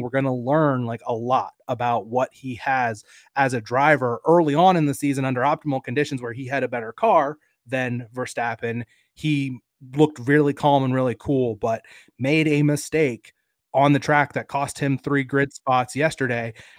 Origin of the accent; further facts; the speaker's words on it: United States; as an American sports fan